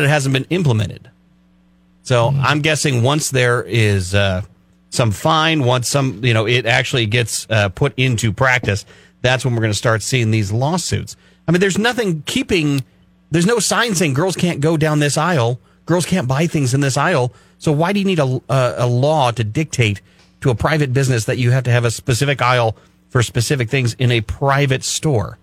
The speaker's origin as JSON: {"language": "English", "region": "California", "country": "United States", "said": "I said, California"}